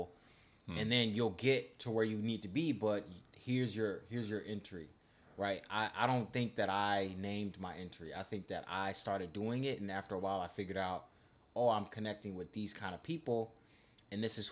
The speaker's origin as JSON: {"language": "English", "town": "West Bloomfield", "region": "Michigan", "country": "United States", "moved": "yes", "said": "I'm from West Bloomfield, so it's the suburbs"}